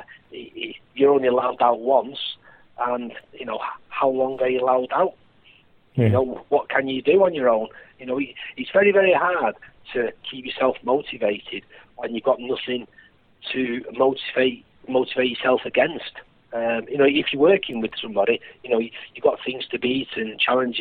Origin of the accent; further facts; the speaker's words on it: Oldham, North West England, United Kingdom; In my hometown team, I was a season ticket holder at Oldham.